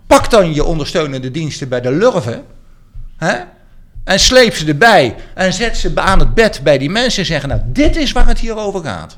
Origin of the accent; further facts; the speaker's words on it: Arnhem, Gelderland, Netherlands; ik ben zelf Arnhemmer